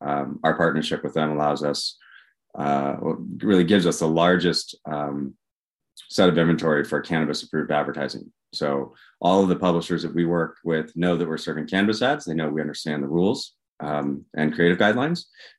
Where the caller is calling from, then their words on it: Walnut Creek, California, United States; I am in sunny Walnut Creek, California today, near San Francisco.